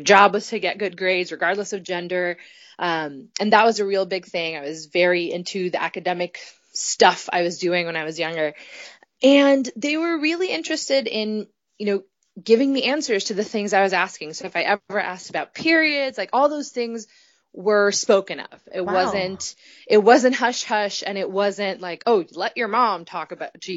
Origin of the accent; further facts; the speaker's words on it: Puerto Rico; moved away as an adult; also born or lived in Providence, Rhode Island; now in Boston, United States; I grew up in Puerto Rico to a Puerto Rican